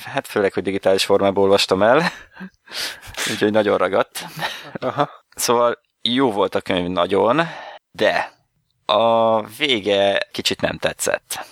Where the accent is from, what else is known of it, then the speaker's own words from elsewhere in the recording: Hungary; itt magyarként